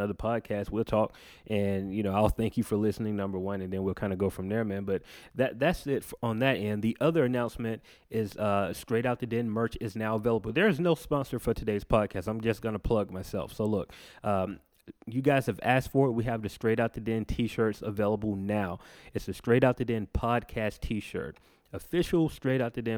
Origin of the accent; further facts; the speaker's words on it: Macon, Georgia, United States; my hometown, Macon, Georgia